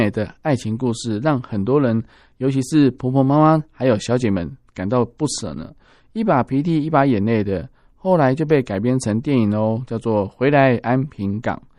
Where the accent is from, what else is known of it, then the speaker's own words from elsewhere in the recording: Tainan, Taiwan; 我是道地的台南人嘛。